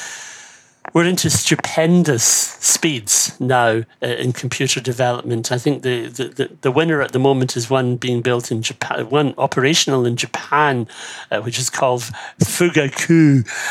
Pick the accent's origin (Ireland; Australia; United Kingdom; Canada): Ireland